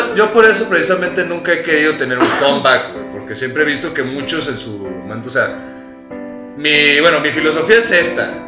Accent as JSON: {"language": "Spanish", "country": "Mexico", "said": "como los mexicanos"}